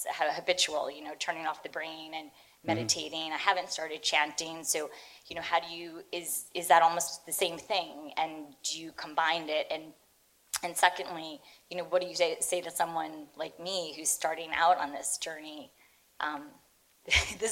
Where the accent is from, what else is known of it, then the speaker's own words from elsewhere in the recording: Garden City, New York, United States; moved away as an adult; now in London, United Kingdom; I'm from Long Island, too.